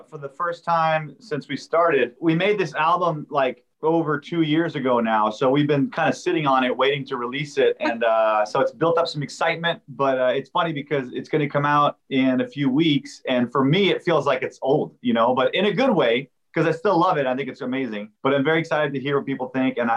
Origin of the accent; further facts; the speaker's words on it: Montreal, Quebec, Canada; now in California, United States; Yeah, I'm, I'm from Montreal